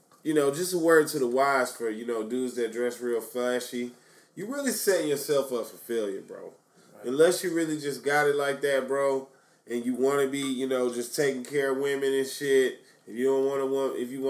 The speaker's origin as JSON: {"language": "English", "town": "Atlanta", "region": "Georgia", "country": "United States", "tie": "born or raised there", "said": "growing up in Atlanta"}